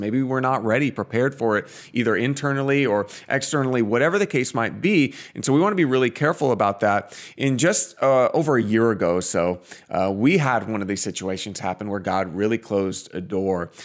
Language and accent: English; Portland, Oregon, United States; now in Phoenix, United States; we grew up in the Northwest. We're from Portland